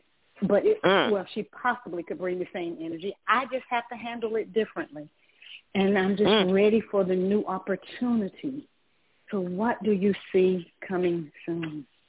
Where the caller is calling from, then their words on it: Georgia, United States; I'm calling from Georgia.